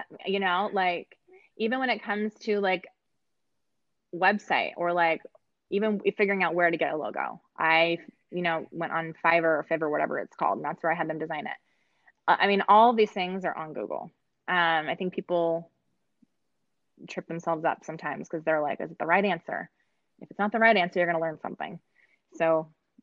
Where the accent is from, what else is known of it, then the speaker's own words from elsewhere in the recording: California, United States; I'm from California